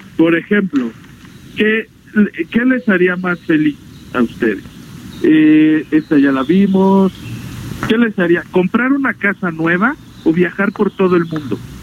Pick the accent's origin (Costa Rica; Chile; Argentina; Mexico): Mexico